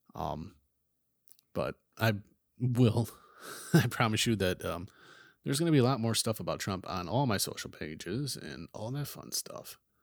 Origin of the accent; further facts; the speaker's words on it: United States; as an American